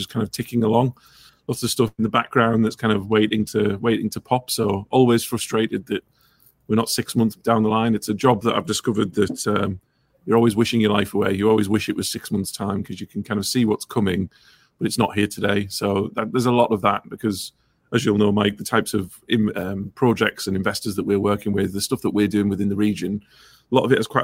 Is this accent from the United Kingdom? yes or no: yes; Ingleby Barwick, North East England, United Kingdom; I grew up in Ingleby, Barwick